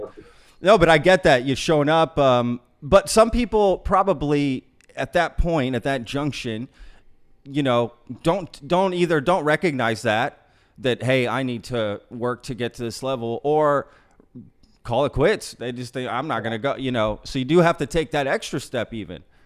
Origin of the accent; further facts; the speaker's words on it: Grapevine, Texas, United States; also born or lived in Austin, Texas; Grapevine, Colleyville.